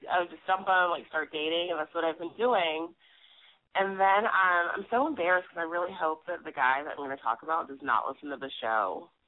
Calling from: Brooklyn, New York, United States

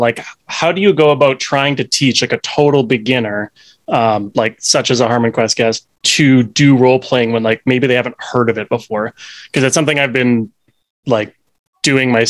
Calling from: Edmonton, Alberta, Canada; I am calling from the frozen hellscape of Edmonton, up in Alberta

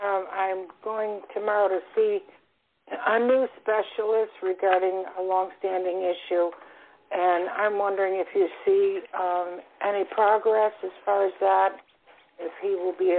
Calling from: Florida, United States; I'm calling from Florida.

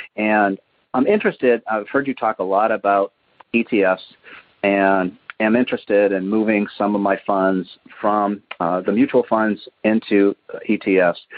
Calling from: Muskego, Wisconsin, United States; I'm calling from Muskego, Wisconsin

